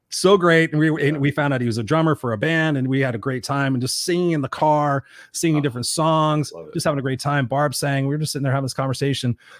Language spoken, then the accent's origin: English; Southern California, United States